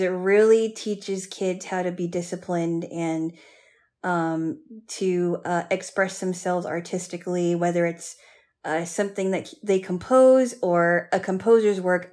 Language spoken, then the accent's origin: English; Hawaii, United States; I grew up in Hawaii